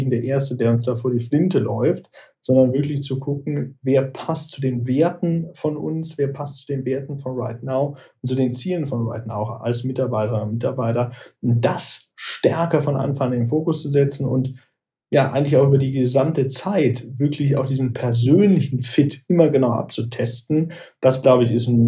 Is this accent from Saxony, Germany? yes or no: no; Aachen, North Rhine-Westphalia, Germany; also born or lived in Düsseldorf; Tatsächlich bin ich gebürtiger Düsseldorfer, aber ich will mich schon als gebürtigen Rheinländer bezeichnen. Ursprünglich komme ich aus Aachen, liegt zwar nicht am Rhein, aber der Aachener fühlt sich schon als Rheinländer eher.